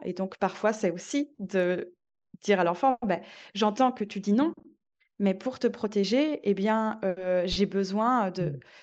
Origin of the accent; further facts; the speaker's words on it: Belgium; moved away as an adult; now in Marseille, France; je suis belge